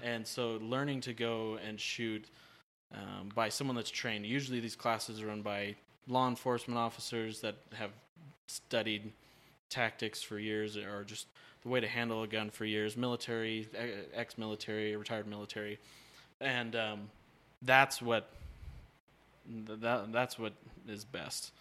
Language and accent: English; Oregon, United States; I'm from Oregon